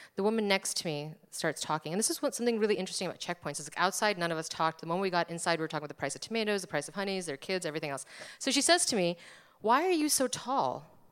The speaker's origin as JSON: {"language": "English", "region": "New Jersey", "country": "United States", "tie": "born or raised there", "said": "I was born in America. I was brought up in America. I'm from New Jersey"}